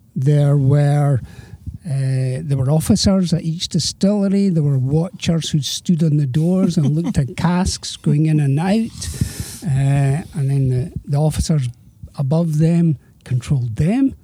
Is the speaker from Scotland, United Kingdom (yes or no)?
yes; Edinburgh, Scotland, United Kingdom; also born or lived in Girvan; I was born and brought up in Edinburgh.